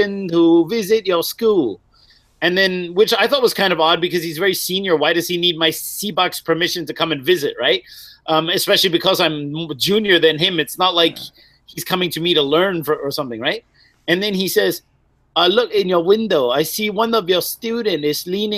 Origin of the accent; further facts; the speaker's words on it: New York, United States; I'm from New York